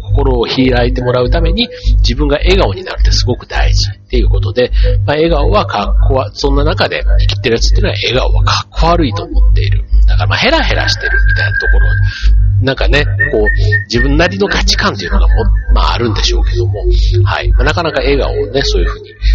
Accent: Osaka, Japan; accent: Osaka dialect; moved away as an adult; also born or lived in Kanto; 僕はあの出身が大阪なんで

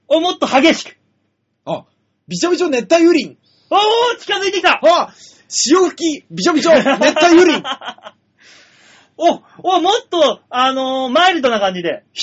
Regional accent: Chūgoku region, Japan; moved away; 中国地方という似たようなところから来てますけども。

